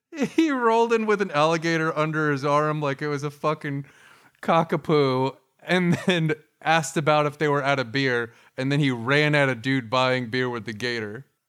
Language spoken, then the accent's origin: English; Florida, United States; growing up in Florida